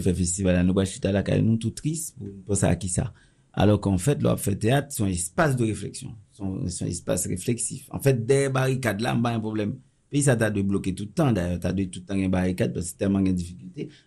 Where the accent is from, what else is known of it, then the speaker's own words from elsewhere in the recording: Haiti; je suis très chauvin puisque je suis haïtien